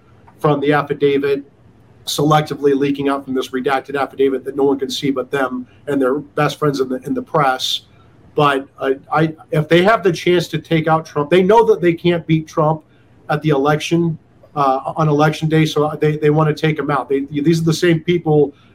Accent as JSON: {"language": "English", "region": "Iowa", "country": "United States", "also_born_or_lived": "Denver", "moved": "yes", "said": "my home state senator from Iowa"}